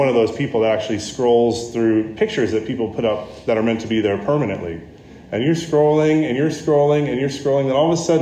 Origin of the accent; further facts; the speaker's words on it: United States; me as the American with a bunch of other Americans there